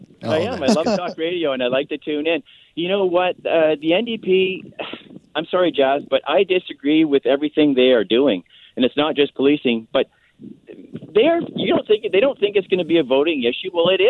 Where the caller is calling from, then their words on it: Chilliwack, British Columbia, Canada; it's usually … from Chilliwack, but I'm calling you from Saskatoon this afternoon.